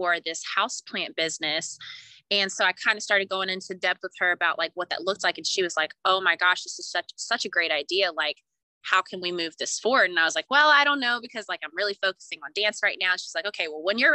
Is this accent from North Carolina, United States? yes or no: yes; Raleigh, North Carolina, United States; also born or lived in Brooklyn, New York; I was born and raised here in the Raleigh area